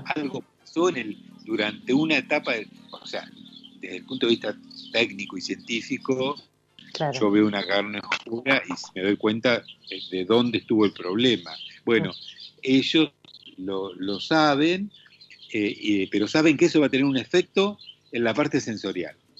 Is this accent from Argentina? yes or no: yes; Argentina; la carne que producimos acá en Argentina, a la cual yo estoy acostumbrado